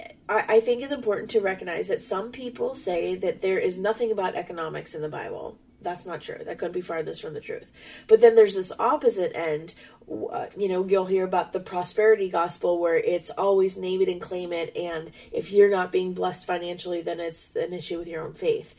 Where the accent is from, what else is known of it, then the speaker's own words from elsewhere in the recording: United States; we're American